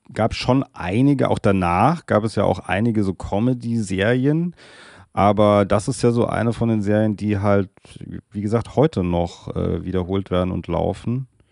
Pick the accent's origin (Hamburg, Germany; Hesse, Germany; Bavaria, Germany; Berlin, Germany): Hesse, Germany; Darmstadt; es ist trotzdem hier meine Heim, mein Heimatort Darmstadt in der Nähe von Frankfurt